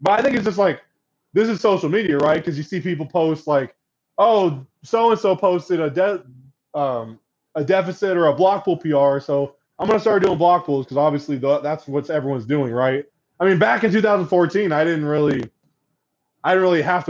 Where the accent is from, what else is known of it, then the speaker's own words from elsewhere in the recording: Corvallis, Oregon, United States; I'm from Corvallis, Oregon, which is where Oregon State University resides